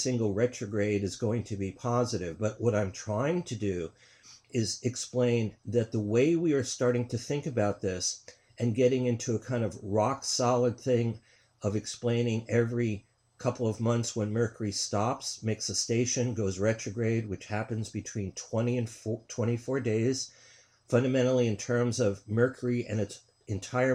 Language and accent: English; New York, United States; I'm from New York